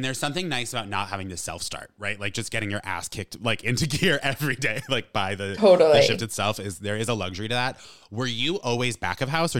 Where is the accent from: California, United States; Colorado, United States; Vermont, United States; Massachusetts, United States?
Vermont, United States; Shrewsbury; moved away as an adult; also born or lived in Rhode Island; now in New York, United States; I grew up in like a small town called Shrewsbury, like an hour and a half, 2 hours south of Burlington.